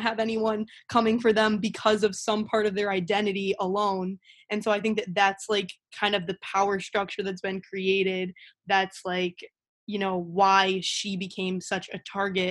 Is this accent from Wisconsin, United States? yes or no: no; Illinois, United States; I'm from Illinois